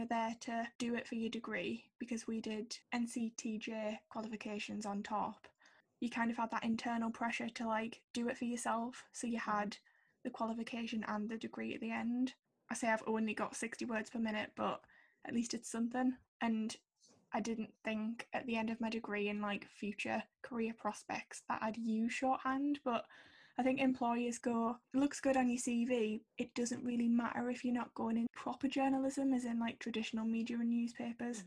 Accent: Sunderland, North East England, United Kingdom; from Sunderland

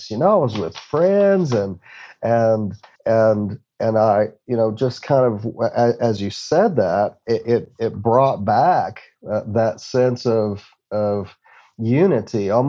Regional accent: Odessa, Texas, United States; with other substances that that uh, uh, that were a part of growing up in Odessa, um, I lost numerous friends.

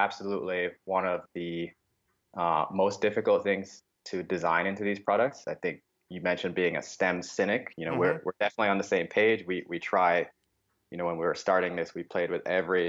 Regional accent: Jamaica; moved away; I grew up in Jamaica

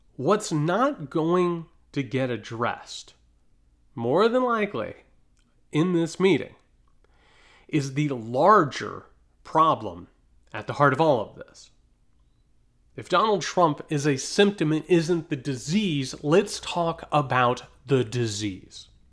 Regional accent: United States; as an American

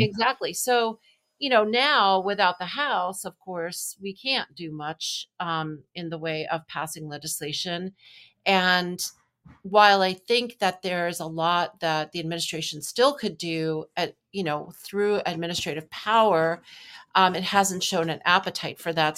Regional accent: New York, United States; also born or lived in Wisconsin; I'm from New York.

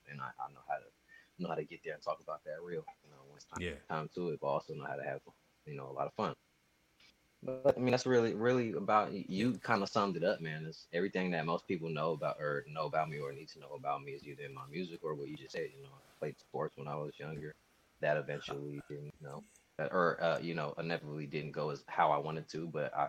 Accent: Sacramento, California, United States; also born or lived in Hayward; But man, I'm a kid from Sacramento, California, grew up. I was here for most of my life. I'm heavily Bay Area influenced. Like you said, I was born in Hayward, California

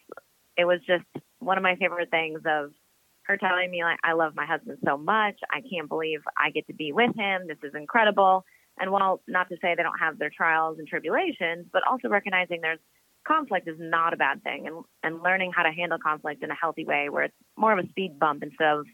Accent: Minnesota, United States; moved away; also born or lived in Phoenix, Arizona; I was born in Phoenix, Arizona, but raised in Minnesota

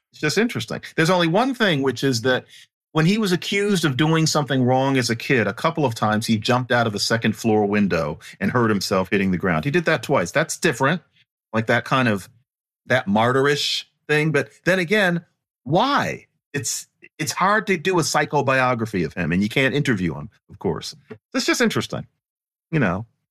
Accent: Philadelphia, Pennsylvania, United States; I grew up in Philadelphia

